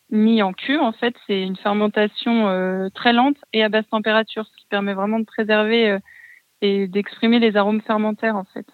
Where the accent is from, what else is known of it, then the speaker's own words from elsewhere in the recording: Bourg-en-Bresse, Auvergne-Rhône-Alpes, France; moved away; je suis originaire de Bourg-en-Bresse